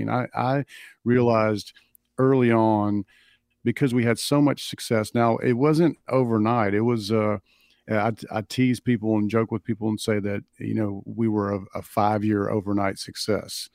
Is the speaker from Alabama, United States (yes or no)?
yes; Clinton, Alabama, United States; growing up in the South in this little town